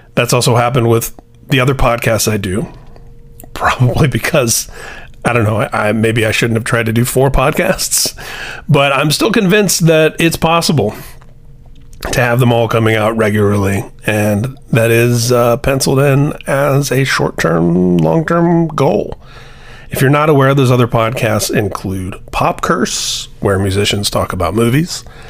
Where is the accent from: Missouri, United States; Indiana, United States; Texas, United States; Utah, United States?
Indiana, United States; Indianapolis; Their first show in my hometown